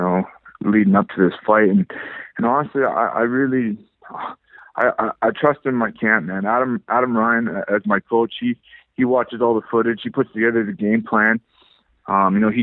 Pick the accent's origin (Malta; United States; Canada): Canada; Powell River, British Columbia; also born or lived in Vancouver, British Columbia / Delta, British Columbia; I was born and raised in Powell River, British Columbia.